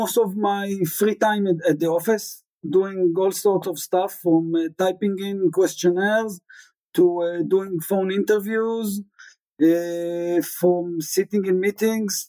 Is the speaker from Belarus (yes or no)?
no; Tel Aviv, Tel Aviv District, Israel; I grew up in Israel, the oldest from three boys